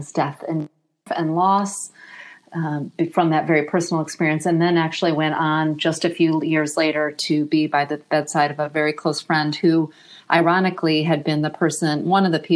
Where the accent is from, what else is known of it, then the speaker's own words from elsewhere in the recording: Michigan, United States; also born or lived in Australia; now in Austin, United States; I'm originally from Michigan and have lived around the globe, including a short stint in Australia